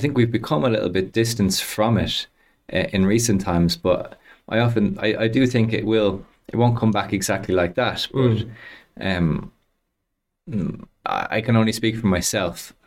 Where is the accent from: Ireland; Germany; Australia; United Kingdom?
Ireland; Dublin, Leinster; I grew up uh, in Clontarf